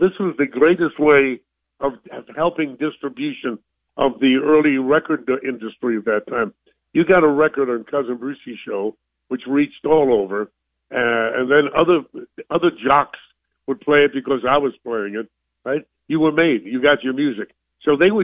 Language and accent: English; New York City, New York, United States; I'm a kid from New York. I'm a Brooklyn kid